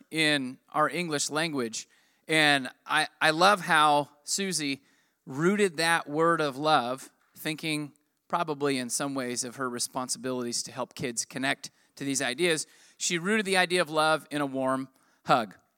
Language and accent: English; United States; I'm American